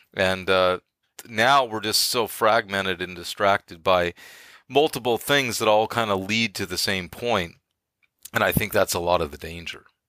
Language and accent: English; Bay Area, California, United States; moved away as an adult; I'm from the Bay Area